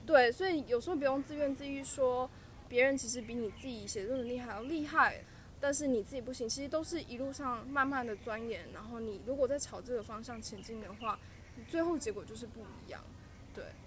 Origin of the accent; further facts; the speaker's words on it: southern Taiwan, Taiwan; moved away as an adult; also born or lived in Taipei; 我是南部的孩子